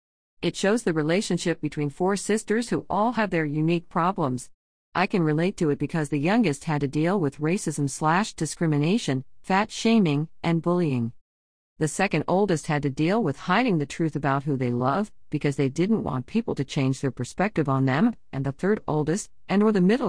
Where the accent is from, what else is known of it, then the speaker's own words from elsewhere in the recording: Virginia, United States; I am an African American, white, and Native American girl. I'm a younger sister. I grew up in Virginia and moved around a lot in my life.